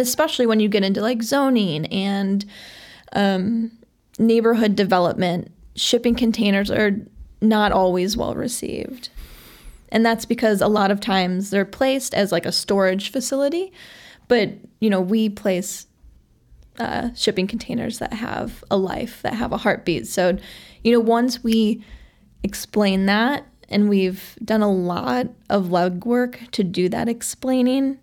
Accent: Chicago, Illinois, United States; I grew up in Sauganash, which is, you know, just a little bit outside of the city

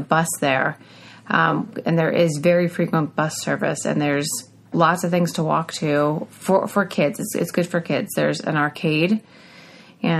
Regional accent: Northeast, United States; we're from the Northeast, where we have smaller than average roads

